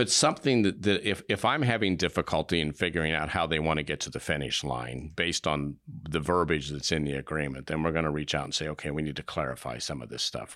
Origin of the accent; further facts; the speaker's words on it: Indio, California, United States; also born or lived in Evansville, Indiana; I grew up in Southern California. I was born in Evansville, Indiana, and then we moved out when I was very young